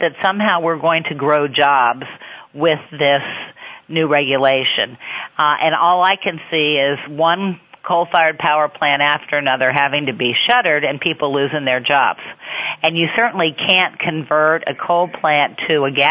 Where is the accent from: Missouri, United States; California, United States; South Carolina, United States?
Missouri, United States; in my home state of Missouri